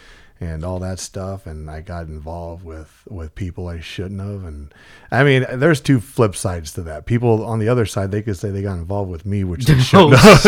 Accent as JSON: {"language": "English", "town": "Visalia", "region": "California", "country": "United States", "tie": "born or raised there", "said": "I was born and raised in Visalia, California."}